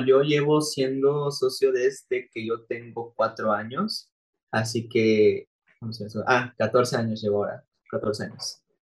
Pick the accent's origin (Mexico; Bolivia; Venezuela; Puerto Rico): Mexico; Acapulco, Guerrero; yo soy de Acapulco